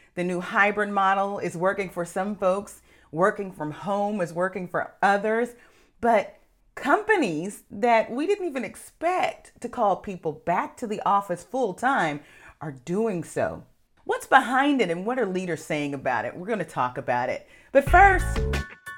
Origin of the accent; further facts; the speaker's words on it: Texas, United States; I'm from Texas